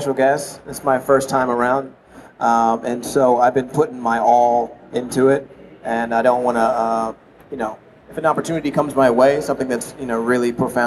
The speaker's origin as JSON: {"language": "English", "region": "Vermont", "country": "United States", "tie": "born or raised there", "said": "I was born in Vermont"}